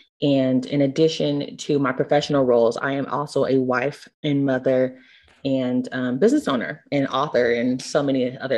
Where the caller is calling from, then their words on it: Atlanta, Georgia, United States; I'm streaming from Atlanta, Georgia.